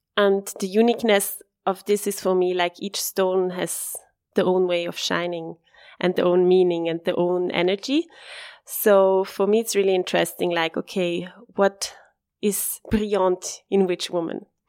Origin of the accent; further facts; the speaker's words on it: Bassersdorf, Zurich, Switzerland; I'm born and raised in Bassersdorf. It's, um, a town next to Flughafen, like next to the airport